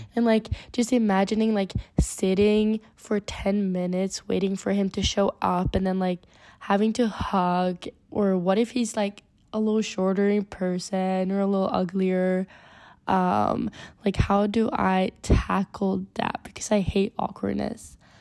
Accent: Sweden; I'm from Sweden, if I have a little accent.

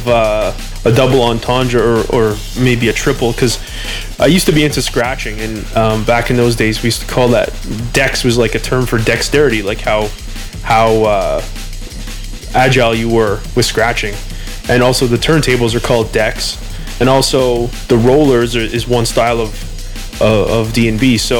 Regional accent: Edmonton, Alberta, Canada; also born or lived in Toronto; Edmonton. I've actually just recently moved back here just to be around my family for a while.

